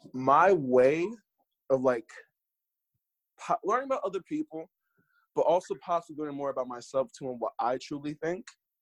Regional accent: New York, United States; born there; now in Philadelphia, United States; I live in Philadelphia, but I was born in New York, so I never really felt like a true New Yorker, but I never felt like a Philadelphian either.

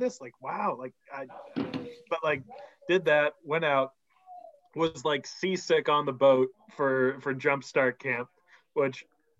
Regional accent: Georgetown, Massachusetts, United States; growing up in Georgetown

